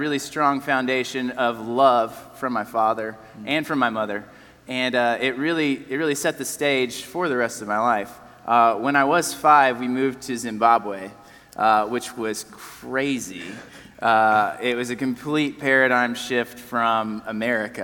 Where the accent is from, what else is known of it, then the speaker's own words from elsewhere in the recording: Nashville, Tennessee, United States; I was born in Nashville, which seems to be more and more rare these days